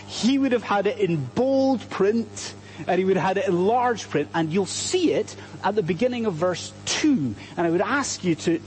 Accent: Scotland, United Kingdom; I'm Scottish

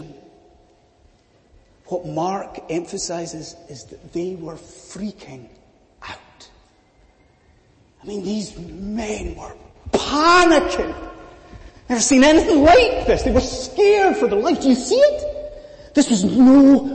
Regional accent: Scotland, United Kingdom; as a Scotsman

